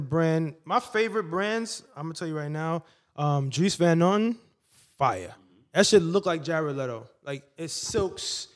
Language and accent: English; New York City, New York, United States; I'm from the Bronx.